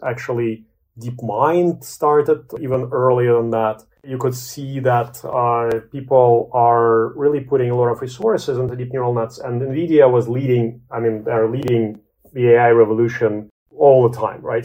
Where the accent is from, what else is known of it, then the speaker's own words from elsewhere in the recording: Latvia; moved away; also born or lived in Canada; I was born in Latvia.